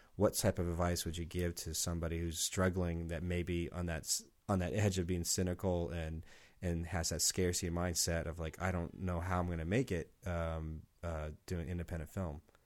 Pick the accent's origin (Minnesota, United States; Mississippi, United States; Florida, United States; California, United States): California, United States; San Diego; moved away as an adult; now in Portland, United States; I'm from San Diego